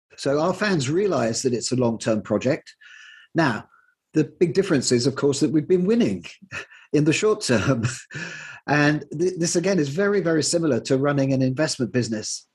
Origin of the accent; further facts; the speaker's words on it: Plymouth, South West England, United Kingdom; moved away as an adult; I grew up in Plymouth and left at the age of 18 when I went off to university